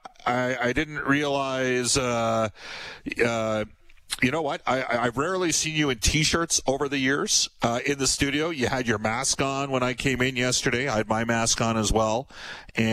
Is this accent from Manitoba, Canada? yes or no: no; Fultonville, Alberta, Canada; For years, I grew up in Fultonville.